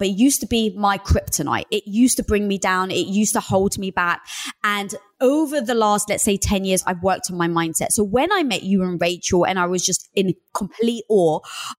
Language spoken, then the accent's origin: English; London, United Kingdom; I was brought up in North London